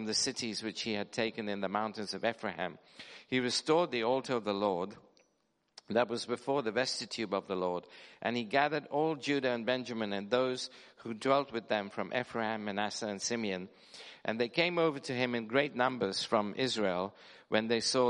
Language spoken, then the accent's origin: English; London, United Kingdom; I come from Wembley Harrow area